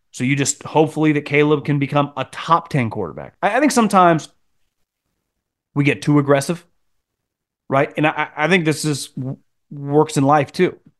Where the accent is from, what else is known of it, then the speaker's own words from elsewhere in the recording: Chicago, Illinois, United States; I'm from Chicago